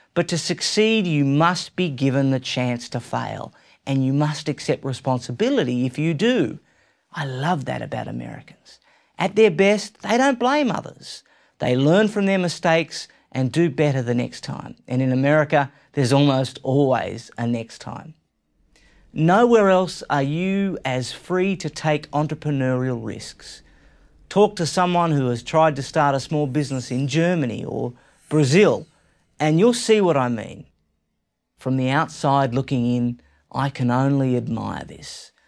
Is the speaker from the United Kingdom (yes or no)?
no; Australia; I'm an Australian. You might have already guessed that. And I love my home country